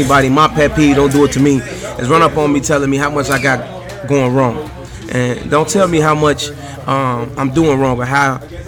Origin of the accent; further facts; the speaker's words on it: Chicago, Illinois, United States; accent: Chicago; I'm from the West Side.